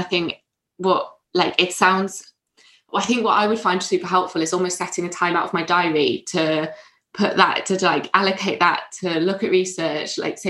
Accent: North East England, United Kingdom; I'm from the Northeast and, you know, there's very much a Northeast culture.

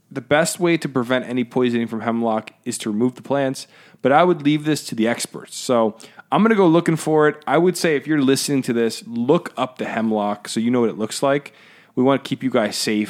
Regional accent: United States; I'm an American

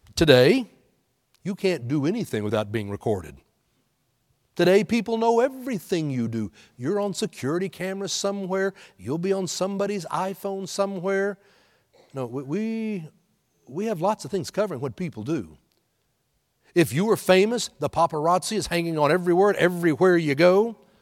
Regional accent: Houston, Texas, United States; moved away; Being born and raised in Houston, I told you last week how I was cheering for my Astros growing up there in Houston.

